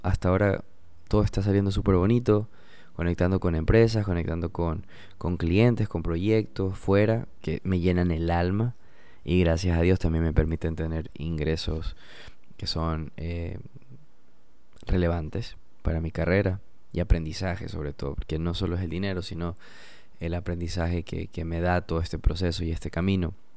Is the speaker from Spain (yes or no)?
no; Portoviejo, Manabí, Ecuador; also born or lived in United States; soy de Puerto Viejo, soy Manaba